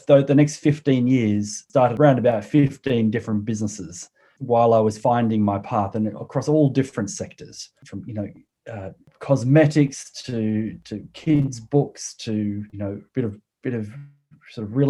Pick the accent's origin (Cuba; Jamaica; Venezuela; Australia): Australia; Sydney, New South Wales; accent: Australian; moved away as an adult; also born or lived in Waiheke Island, New Zealand; now in Ashburton, United Kingdom; I was born in Australia and spent most of, well, up until around 35, lived in Australia, in Sydney.